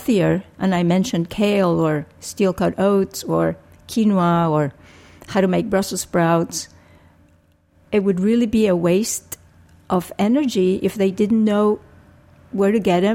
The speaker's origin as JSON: {"language": "English", "country": "Puerto Rico", "tie": "born or raised there", "also_born_or_lived": "Philadelphia", "moved": "as an adult", "said": "I was born and raised in Puerto Rico"}